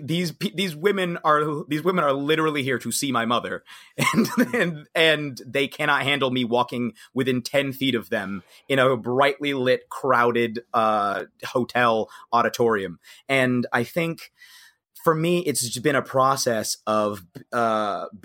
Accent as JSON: {"language": "English", "town": "Cincinnati", "region": "Ohio", "country": "United States", "said": "I'm from Cincinnati, actually. I grew up in a predominantly white environment."}